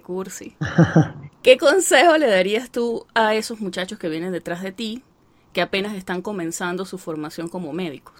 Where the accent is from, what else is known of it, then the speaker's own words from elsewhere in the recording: Venezuela; moved away; ya somos muchos los venezolanos que estamos aquí